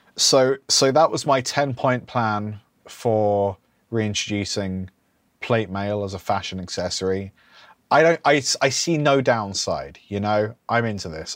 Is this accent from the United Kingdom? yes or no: yes; United Kingdom; we're British